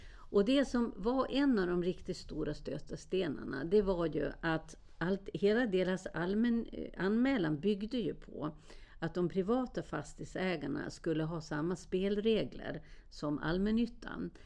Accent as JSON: {"language": "Swedish", "country": "Sweden", "said": "jag var från Sverige"}